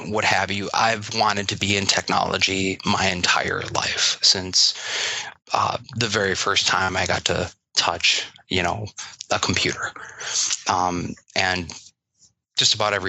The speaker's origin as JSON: {"language": "English", "region": "Wisconsin", "country": "United States", "tie": "born or raised there", "said": "I grew up here in Wisconsin and went to University of Wisconsin"}